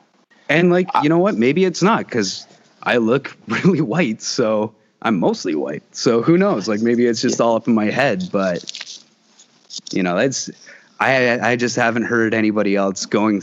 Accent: Canada; as us as Canadian citizens

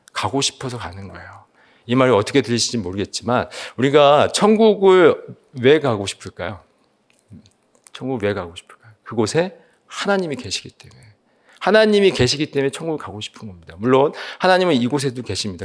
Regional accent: Seoul, South Korea; 저는 개인적으로 서울에서 태어나서 자랐기 때문에

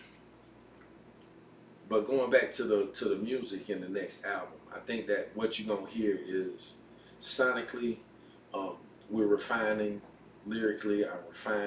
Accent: Asheville, North Carolina, United States; I'm from Burke Street Community.

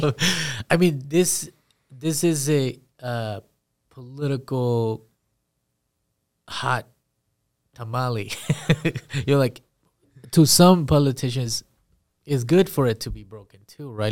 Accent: Perry, Iowa, United States; also born or lived in Guatemala / California; I grew up in Perry

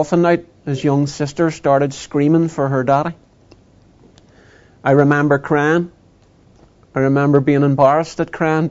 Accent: Northern Ireland, United Kingdom; I grew up in a Protestant, Unionist, Loyalist community, British, not English, but British

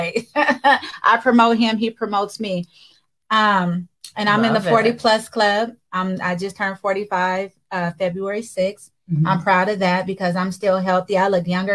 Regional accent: Seattle, Washington, United States; I'm from Seattle, Washington, born and raised in the 206.

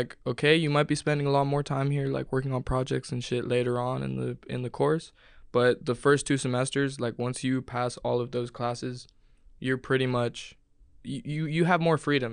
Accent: San Francisco, California, United States; moved away as an adult; now in Stuttgart, Germany; I'm from San Francisco, California

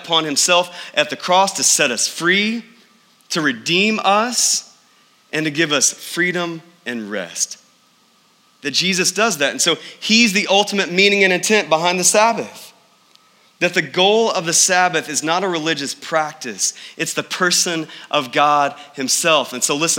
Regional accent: East Texas, United States; I grew up in the Bible Belt of East Texas

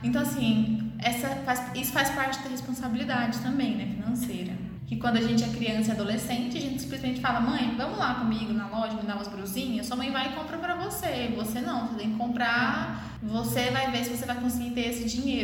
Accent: interior of Goiás, Brazil; accent: interior; Eu sou, eu nasci no interior de Goiás, né? Então, eu s, minha mãe é do interior de Goiás, meu pai também é do interior de Goiás. Então, assim, eu sou interior mesmo, eu falo "Er"

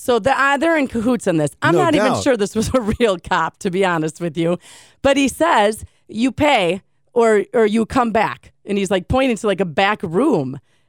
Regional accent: United States; I'm American.

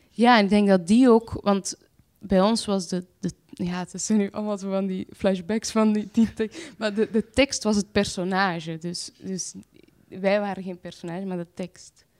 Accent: Antwerp, Flanders, Belgium; ik ga naar de wijk waar ik geboren ben. Dat is een sociale woonwijk, Luchtbal, naast eh, Antwerpen

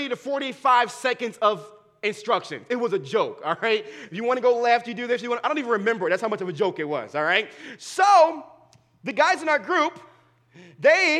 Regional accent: Dayton, Ohio, United States; where I was born and raised at in Dayton, Ohio

